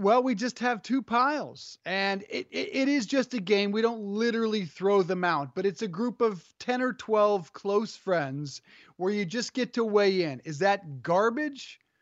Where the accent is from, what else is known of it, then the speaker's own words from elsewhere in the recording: Colorado, United States; growing up in Colorado